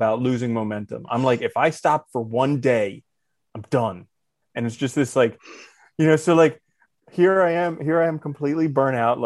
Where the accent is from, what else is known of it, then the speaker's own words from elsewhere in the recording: New Jersey, United States; when I was a kid and we grew up in Jersey, which is the blueberry capital of the world